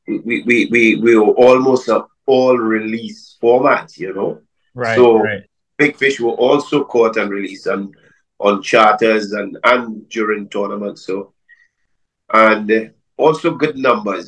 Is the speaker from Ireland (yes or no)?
no; Trinidad & Tobago; moved away as an adult; now in Madeira, Portugal; I'm now living in Madeira, but originally I'm from Trinidad and Tobago, and I ran a fishing charter service in Tobago for about 30 years.